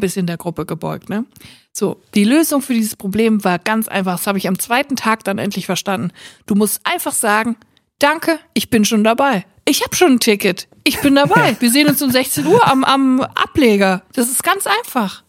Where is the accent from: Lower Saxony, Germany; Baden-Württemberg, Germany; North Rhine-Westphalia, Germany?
North Rhine-Westphalia, Germany; Siegerland; now in Cologne, Germany; Ich komm ja auch aus dem Siegerland und da ist so eine ganz verrückte Brotkultur